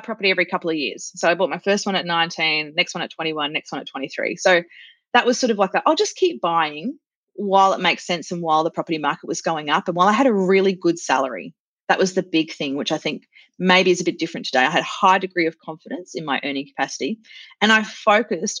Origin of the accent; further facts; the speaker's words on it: Australia; I'm Australian